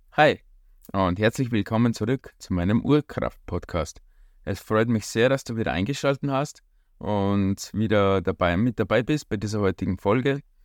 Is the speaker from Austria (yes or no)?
yes; Austria; bei uns in Österreich